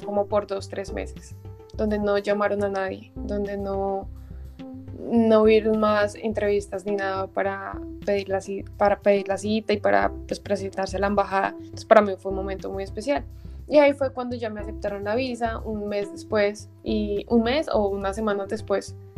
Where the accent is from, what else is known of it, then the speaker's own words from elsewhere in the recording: Bogotá, Colombia; also born or lived in Cali; now in Germany; yo soy de Bogotá, pero yo los últimos siete años estuve viviendo en Cali